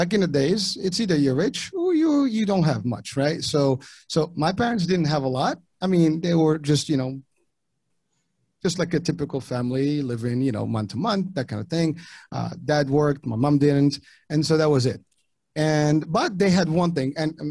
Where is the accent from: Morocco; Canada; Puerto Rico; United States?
Morocco; first language French; Moroccan Arabic; English is a second language; moved away; I was born overseas in Morocco, and English was not my first language. Ultimately I spoke French and the dialect of Arabic